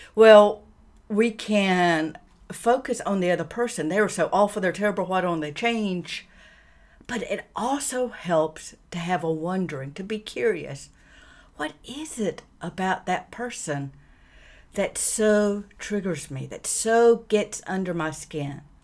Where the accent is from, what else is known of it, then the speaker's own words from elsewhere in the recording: the American South, United States; I grew up in the American South in the 60s